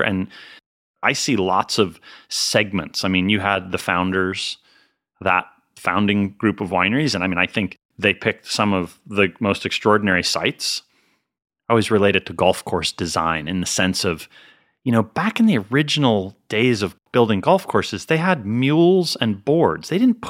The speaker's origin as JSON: {"language": "English", "region": "Northeast", "country": "United States", "tie": "born or raised there", "said": "I mean, I grew up in the Northeast, so it's not super cold, but it's cold."}